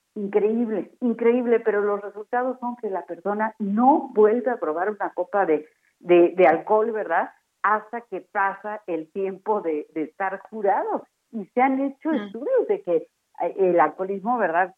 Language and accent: Spanish; Mexico; así somos los mexicanos